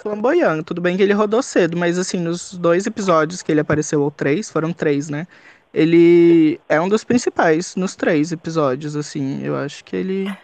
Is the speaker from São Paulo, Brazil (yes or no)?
yes; São Paulo, Brazil; eu sou de São Paulo, tenho 25 anos